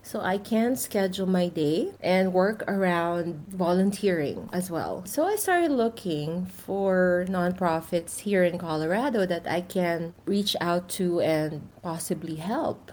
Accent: Philippines; moved away; I'm originally from the Philippines

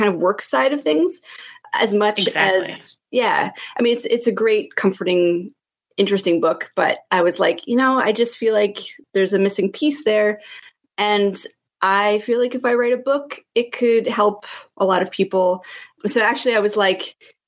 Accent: Canada; moved away; I'm Canadian. I'm a dual citizen, so I kind of jump the border from time to time

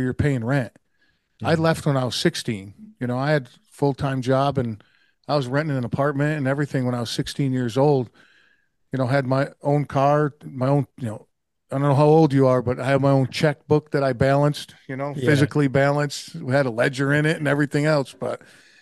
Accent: Oneida, New York, United States; I was born and raised in Oneida, New York, and that's in the U.S.

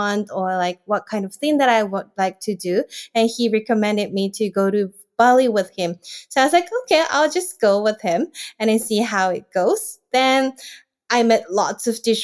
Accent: Japan; from Japan

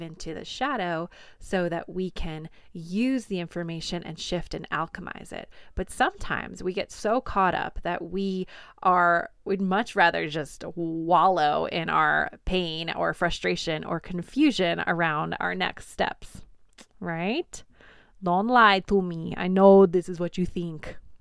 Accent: New York, United States; accent: New York

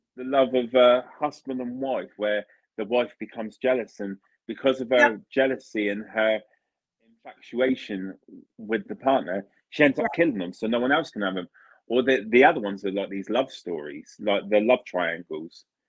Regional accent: Italy; moved away; I'm from Italy originally

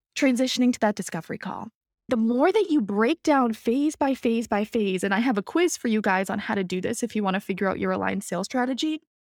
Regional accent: Boston, Massachusetts, United States; I'm from Boston

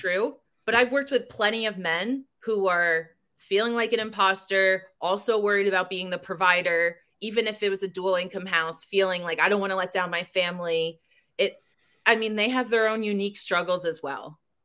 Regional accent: New Jersey, United States; I grew up in Jersey.

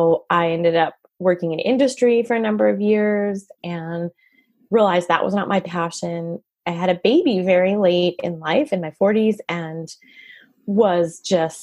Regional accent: Montreal, Quebec, Canada; now in United States; I'm from Montreal, Canada. So I speak French too. And I just became a citizen last year

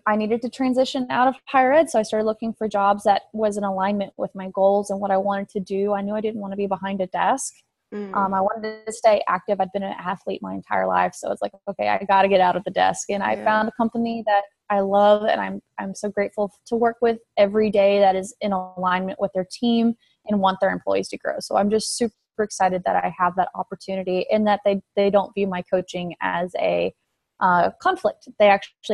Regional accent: West Texas, United States; moved away as an adult; also born or lived in Oklahoma; now in Houston, United States; I grew up out in West Texas, but I was born in Oklahoma

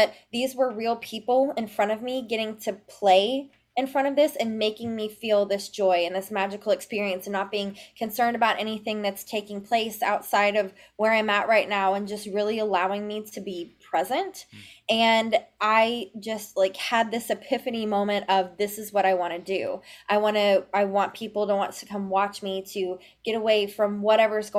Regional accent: Memphis, Tennessee, United States; I'm originally from Memphis, Tennessee

